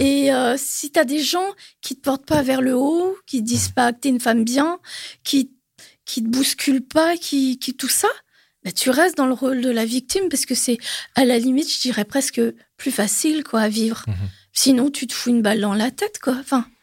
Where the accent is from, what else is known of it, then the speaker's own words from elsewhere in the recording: Normandy, France; moved away as an adult; also born or lived in Paris region; moi d'origine je suis normande, enfin de la Normandie.